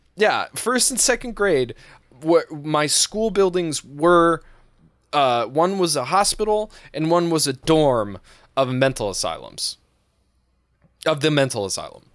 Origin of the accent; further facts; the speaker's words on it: Massachusetts, United States; I'm from New England. I've lived here my entire life